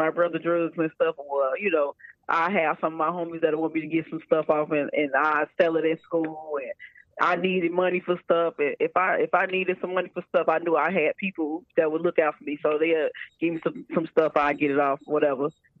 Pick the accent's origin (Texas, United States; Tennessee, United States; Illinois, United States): Illinois, United States; Chicago; I'm from Chicago, Illinois